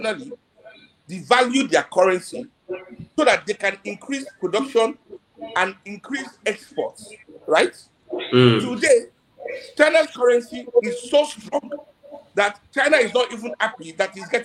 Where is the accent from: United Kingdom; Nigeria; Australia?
Nigeria; also born or lived in Europe; having come back to Nigeria, having spent 14 years in Europe